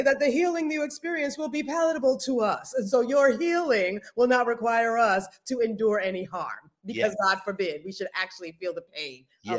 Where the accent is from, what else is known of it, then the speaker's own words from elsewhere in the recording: United States; I'm Black-American